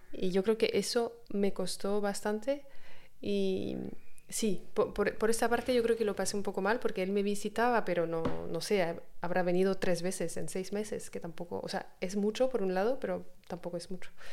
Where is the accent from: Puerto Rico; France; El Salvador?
France; Spanish is a second language; moved away as an adult; also born or lived in Australia; yo soy de Francia